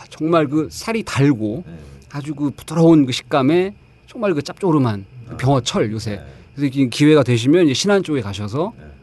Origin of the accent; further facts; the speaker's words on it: Daejeon, South Korea; 전 아, 대전인데 아, 이제 어머니 아버지가 다 네. 내륙 충청 네. 어머니 공주분이시라서